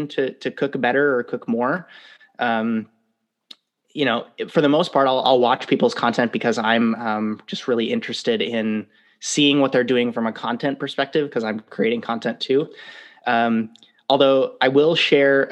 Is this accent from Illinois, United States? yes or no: no; Wisconsin, United States; moved away as an adult; also born or lived in East Coast, United States / West Coast, United States; now in Seattle, United States; So I grew up in Wisconsin, so the Midwest of the U.S.